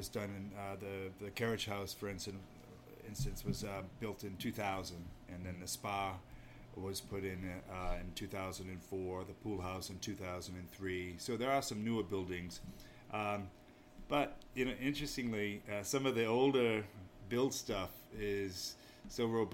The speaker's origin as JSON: {"language": "English", "region": "Maine", "country": "United States", "tie": "born or raised there", "moved": "yes", "lives_now": "New Hampshire, United States", "said": "there's a little bit of Yankee in me already, because I grew up in Maine"}